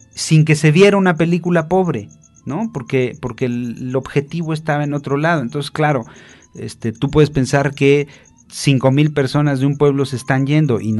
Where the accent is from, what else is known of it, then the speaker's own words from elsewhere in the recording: Mexico; Porque es mexicana y nosotros somos mexicanos